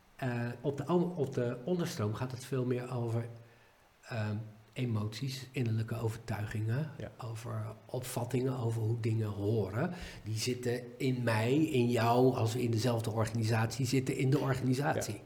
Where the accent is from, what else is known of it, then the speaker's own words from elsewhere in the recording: Netherlands; wij als Nederlanders